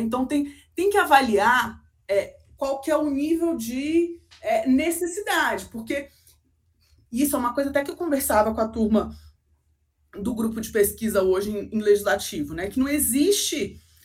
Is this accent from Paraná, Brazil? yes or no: no; Brasília, Federal District, Brazil; Então eu sou brasiliense mesmo